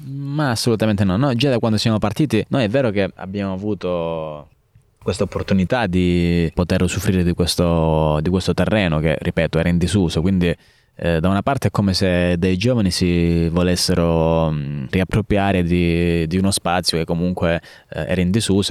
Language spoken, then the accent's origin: Italian; San Floro, Calabria, Italy; also born or lived in Naples; io sono cresciuto a San Floro, fino all'età di 18 anni, quindi ho fatto le scuole superiori anche qui in Calabria